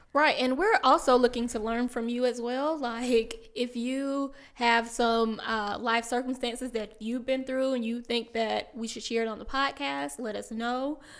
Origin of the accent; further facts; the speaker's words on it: South Carolina, United States; moved away as an adult; now in Maryland, United States; I am from South Carolina. If you cannot hear it in my voice, I'm from a very small town